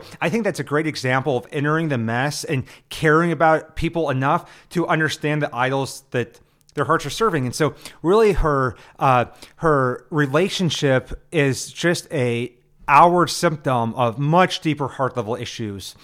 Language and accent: English; Nebraska, United States; I'm from Nebraska, where everything's about the Huskers